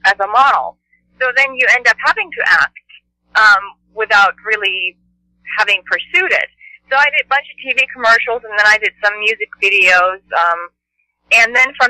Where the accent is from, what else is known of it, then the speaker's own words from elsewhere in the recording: Finland; moved away; I was born and raised in Finland, and in the middle of nowhere, actually.